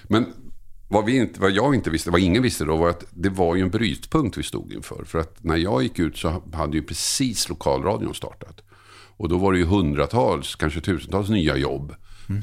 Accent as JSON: {"language": "Swedish", "town": "Tumba", "region": "Stockholm County", "country": "Sweden", "tie": "born or raised there", "also_born_or_lived": "Södertälje / Oskarshamn", "moved": "as an adult", "lives_now": "Nacka, Sweden", "said": "där jag växte upp i Tumba"}